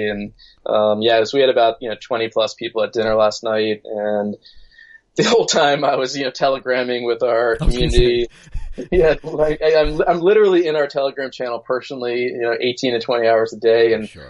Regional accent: Rockville, Maryland, United States; moved away as an adult; now in Berlin, Germany; I'm in Rockville, Maryland right now, grew up there, and I live in Berlin.

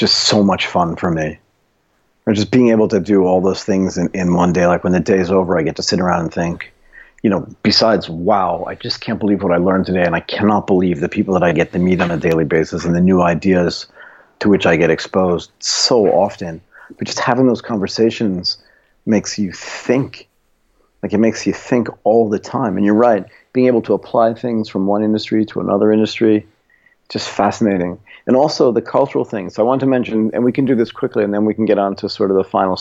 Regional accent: United States; moved away; I'm American

